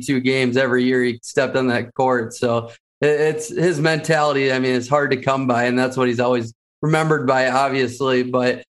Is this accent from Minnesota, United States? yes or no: yes; Minnesota, United States; I grew up with him in Minnesota here